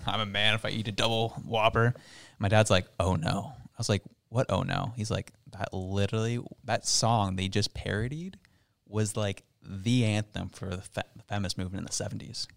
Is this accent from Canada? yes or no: yes; Canada; They rip me as a Canadian